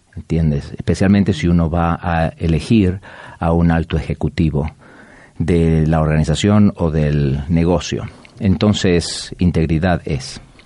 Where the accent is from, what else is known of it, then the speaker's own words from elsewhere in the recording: Buenos Aires, Argentina; moved away as an adult; also born or lived in Chicago / Atlanta / Mexico; now in Orlando, United States; Yo nací en la ciudad de Buenos Aires toda mi vida y de ahí me mudé a la ciudad de Chicago